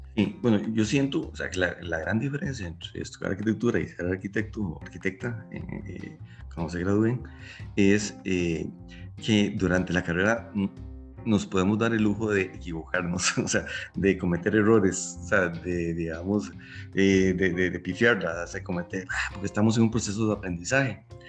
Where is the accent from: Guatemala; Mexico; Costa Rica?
Costa Rica; Eso que a nosotros nos siembra en la Costa Rica, de que, o sea, y ese cariño por no solo por nuestra universidad, sino por nuestro país